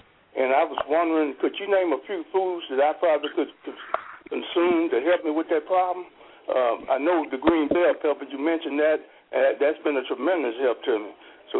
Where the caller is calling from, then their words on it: Monroe, Louisiana, United States; I'm calling from Monroe, Louisiana. And I'm relatively a new listener.